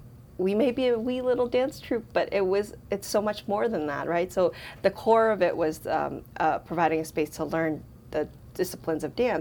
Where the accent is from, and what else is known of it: Lowell, Massachusetts, United States; born or raised there